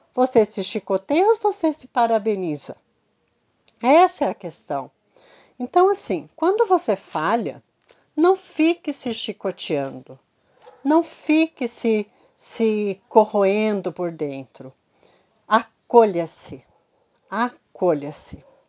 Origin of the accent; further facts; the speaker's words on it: Curitiba, Paraná, Brazil; Eu sou de Curitiba